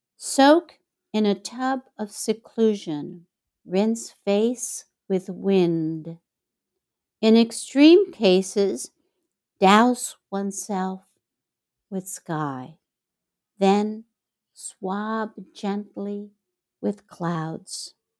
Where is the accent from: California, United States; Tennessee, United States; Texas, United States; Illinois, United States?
Illinois, United States; Chicago; now in Mexico; my hometown, Chicago